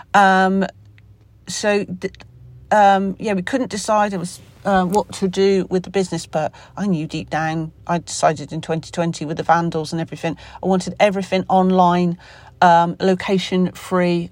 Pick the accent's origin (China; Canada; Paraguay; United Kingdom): United Kingdom; Somerset, South West England; accent: Somerset; my Somerset accent